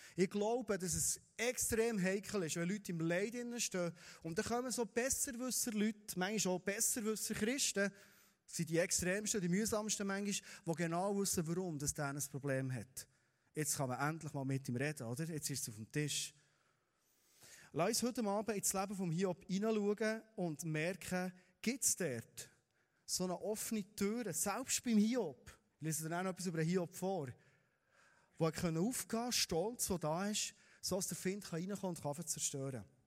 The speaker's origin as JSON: {"language": "German", "region": "Bernese Oberland", "country": "Switzerland", "said": "wir sind Berner Oberländer"}